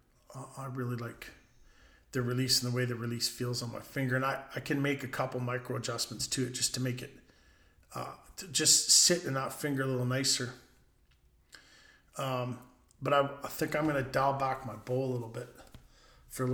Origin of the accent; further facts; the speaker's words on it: Canada; I'm Canadian